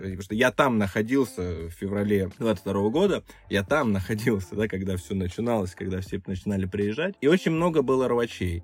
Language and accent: Russian; Krasnodar Krai, Russia; also born or lived in Moscow; now in Yerevan, Armenia; я вообще родился и вырос на Кубани